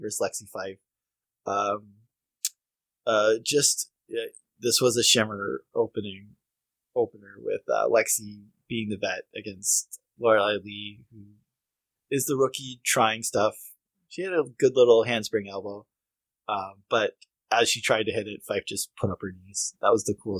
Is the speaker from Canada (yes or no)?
yes; Canada; in Canada, out west, we have, like, ranches